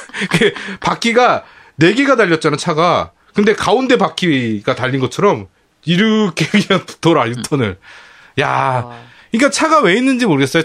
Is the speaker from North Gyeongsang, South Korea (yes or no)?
no; Bucheon, Gyeonggi Province, South Korea; 저도 부천 토박이입니다